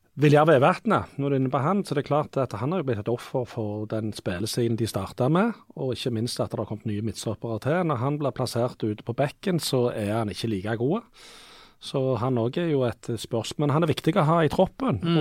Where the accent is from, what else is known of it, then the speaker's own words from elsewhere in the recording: Rogaland, Norway; Sunde, der jeg kommer fra